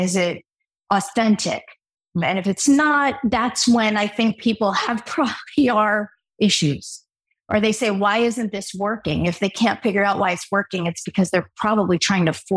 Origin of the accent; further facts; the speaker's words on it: Newark, New Jersey, United States; I grew up in Newark, New Jersey